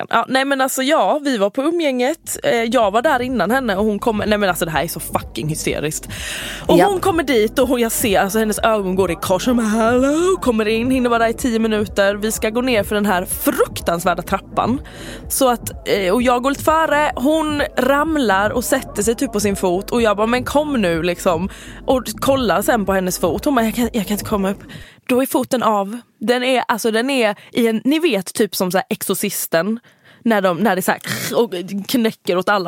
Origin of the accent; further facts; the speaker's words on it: Halmstad, Halland County, Sweden; jag är från Halmstad